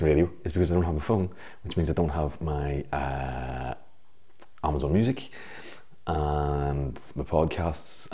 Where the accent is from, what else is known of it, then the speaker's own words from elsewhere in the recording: Belfast, Northern Ireland, United Kingdom; when I grew up in Belfast